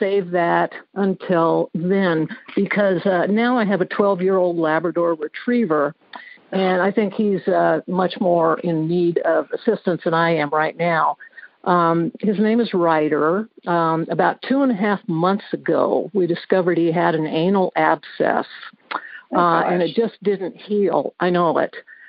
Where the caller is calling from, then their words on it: Cottage Grove, Oregon, United States; I'm calling you from Cottage Grove, Oregon.